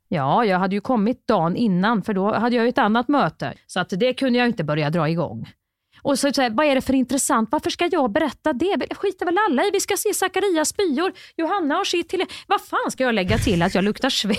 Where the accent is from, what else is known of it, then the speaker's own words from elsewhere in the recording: Värmland, Sweden; jag är från Värmland